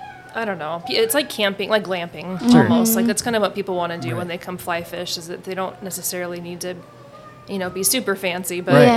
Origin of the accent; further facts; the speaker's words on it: Boise, Idaho, United States; We both grew up in Boise.